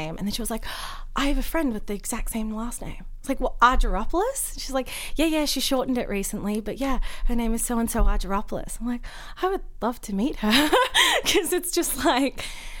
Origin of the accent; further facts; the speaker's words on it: Melbourne, Victoria, Australia; accent: Melbourneian; moved away as an adult; now in Los Angeles, United States; I'm from Melbourne